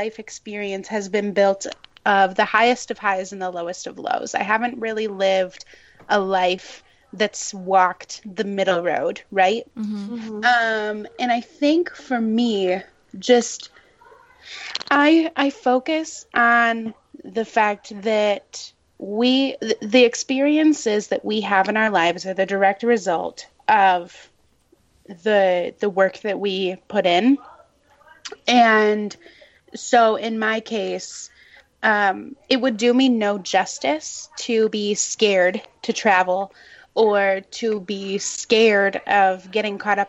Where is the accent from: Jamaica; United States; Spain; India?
United States; Illinois; moved away; the town that I lived in Illinois